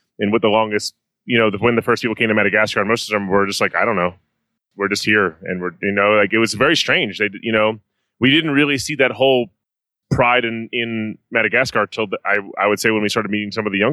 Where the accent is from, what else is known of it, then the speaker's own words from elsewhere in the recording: New Orleans, Louisiana, United States; I come from New Orleans, which is sort of the home of restorative dishes